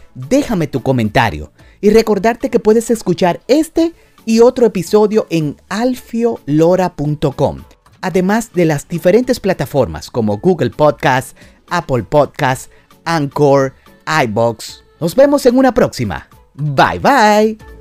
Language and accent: Spanish; Dominican Republic; como decimos en mi país, en República Dominicana